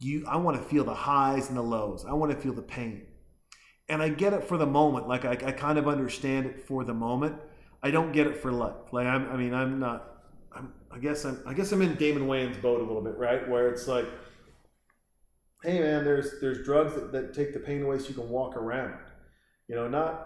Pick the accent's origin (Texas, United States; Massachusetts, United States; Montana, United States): Montana, United States; I was born and raised in Montana